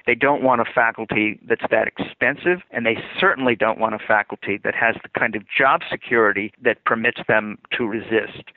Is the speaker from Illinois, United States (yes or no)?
yes; Illinois, United States; I'm from Illinois